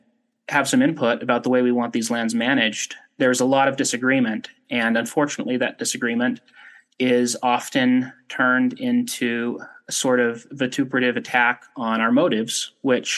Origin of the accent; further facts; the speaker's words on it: Ogden, Utah, United States; I'm from Utah originally, grew up in Ogden and have lived here my whole life